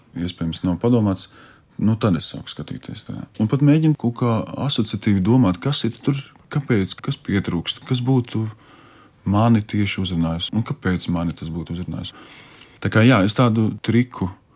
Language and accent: Latvian; Alūksne, Alūksne Municipality, Latvia; moved away; uz manu dzimto pusi, uz alūksni, ciemos pie vecmāmas